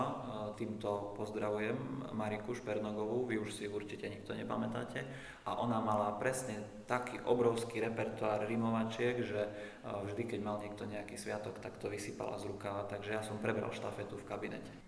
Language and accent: Slovak; Kurimka, Prešov Region, Slovakia; moved away as an adult; also born or lived in Svidník, Slovakia / Košice, Slovakia; pochádzam z malej dediny, ktorá sa nazýva Kurimka, to určite možno ani nikto nepočul doteraz. Je to v okrese Svitník, severovýchod Slovenska